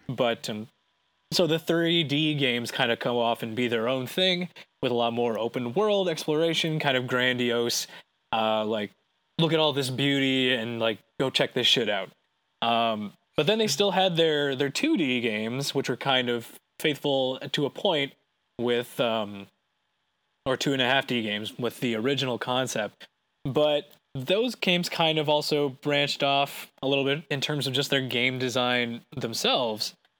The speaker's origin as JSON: {"language": "English", "country": "Canada", "said": "we're Canadian"}